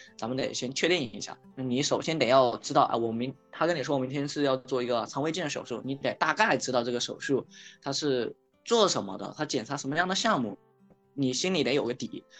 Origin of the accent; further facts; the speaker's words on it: Shenzhen, Guangdong, China; 我来自深圳，然后现在是一个自由职业者，现在在做陪诊师这个行业的一个创业